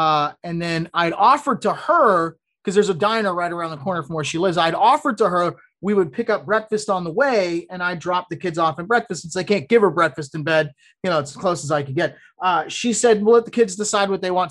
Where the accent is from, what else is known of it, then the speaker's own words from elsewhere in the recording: Florida, United States; I'm from Florida, Louisville